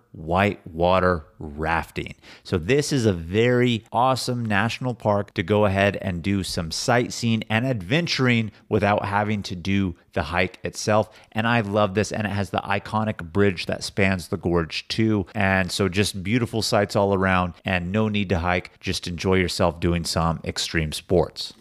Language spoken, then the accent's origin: English; Sacramento, California, United States; we grew up living close to Sacramento